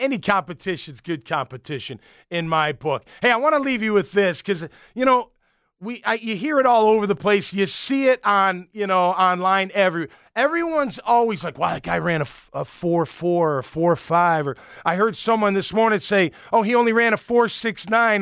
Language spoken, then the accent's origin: English; Chicago, Illinois, United States; moved away as an adult; I'm from Chicago.